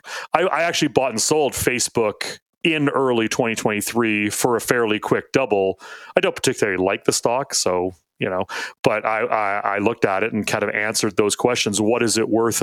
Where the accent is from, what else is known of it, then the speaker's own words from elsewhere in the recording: Canada; I'm a Canadian.